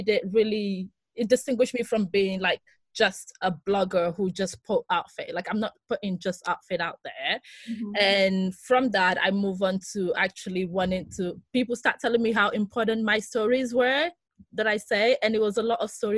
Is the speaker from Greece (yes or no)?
yes; northern Greece, Greece; moved away; also born or lived in London / Birmingham / Lagos; I'm Greek Nigerian, so I grew up in Greece